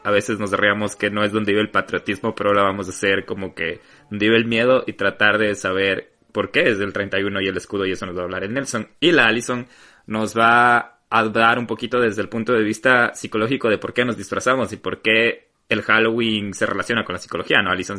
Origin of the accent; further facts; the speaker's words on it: Ecuador; now in United States; todos estamos orgullosos de ser ecuatoriano y cuando migras todavía te sientes más orgulloso de ser ecuatoriano